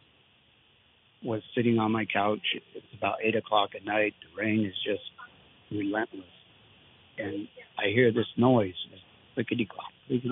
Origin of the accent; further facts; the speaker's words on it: Vermont, United States; also born or lived in New Hampshire; I've lived in Vermont all my life, although I was born in New Hampshire.